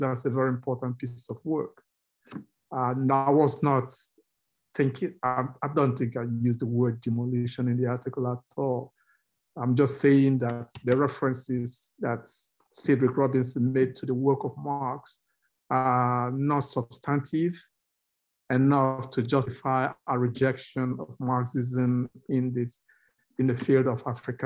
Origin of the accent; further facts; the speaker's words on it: Nigeria; moved away as an adult; also born or lived in United Kingdom; I grew up in Nigeria, where I did my first degree in sociology